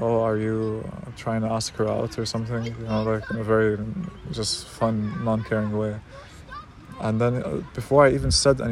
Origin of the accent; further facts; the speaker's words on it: Palestine; I'm Palestinian